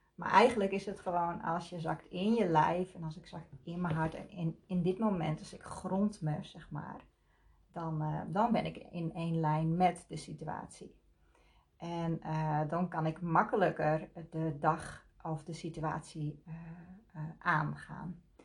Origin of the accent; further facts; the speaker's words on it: Leeuwarden, Friesland, Netherlands; Ik kom uit Leeuwarden.